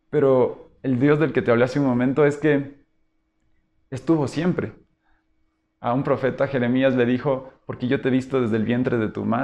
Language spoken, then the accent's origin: Spanish; Quito, Pichincha, Ecuador; also born or lived in Loja; Todos somos quiteños y en ese momento todos debían volver a Quito.